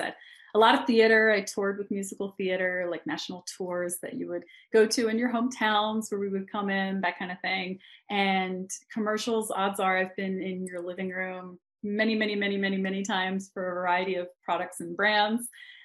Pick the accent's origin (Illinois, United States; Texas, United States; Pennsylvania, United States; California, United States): Pennsylvania, United States; Philadelphia; moved away as an adult; also born or lived in London / New York; now in Los Angeles, United States; I come from Philadelphia